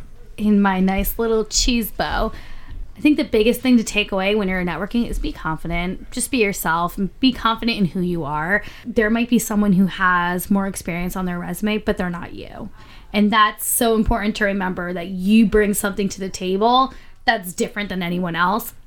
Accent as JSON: {"language": "English", "town": "Philadelphia", "region": "Pennsylvania", "country": "United States", "moved": "yes", "lives_now": "New York City, United States", "said": "I'm from Philadelphia"}